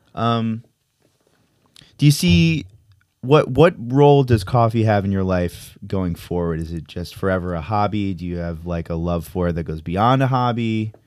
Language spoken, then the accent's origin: English; Connecticut, United States; now in New York, United States; I'm from Connecticut